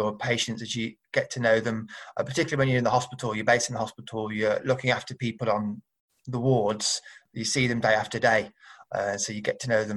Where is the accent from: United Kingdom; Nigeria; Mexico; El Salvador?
United Kingdom; Birmingham, West Midlands; I grew up in Birmingham